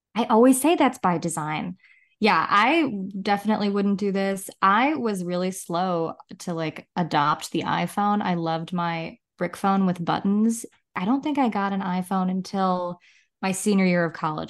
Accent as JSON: {"language": "English", "town": "Chicago", "region": "Illinois", "country": "United States", "said": "I'm from Chicago"}